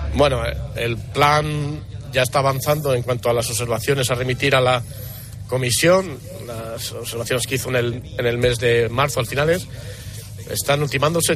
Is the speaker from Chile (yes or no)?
no; Castile and León, Spain; Estamos en mi tierra